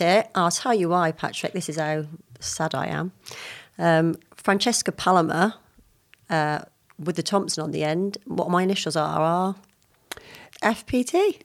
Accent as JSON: {"language": "English", "town": "Lydney", "region": "South West England", "country": "United Kingdom", "tie": "born or raised there", "said": "I was born in Forest Adeen in a small town called Lydney"}